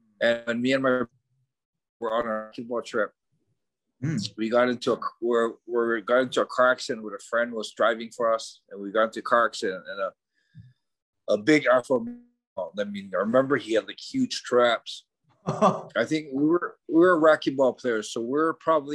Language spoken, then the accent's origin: English; Hawaii, United States; moved away as an adult; also born or lived in Japan; Hawaii, living, growing up in Hawaii